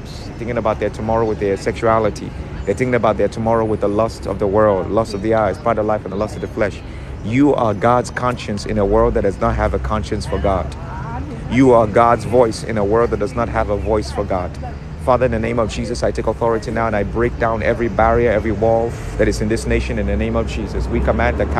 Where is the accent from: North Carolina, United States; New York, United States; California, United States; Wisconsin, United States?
New York, United States; I'm from New York.